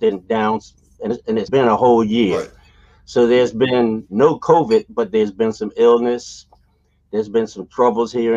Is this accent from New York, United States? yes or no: no; Philadelphia, Pennsylvania, United States; growing up in Philadelphia was at times a little rough from where I came from. I came from North Philadelphia